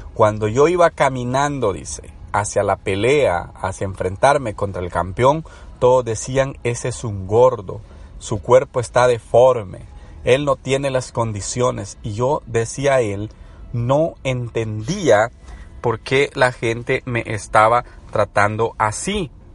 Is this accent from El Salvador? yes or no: yes; El Salvador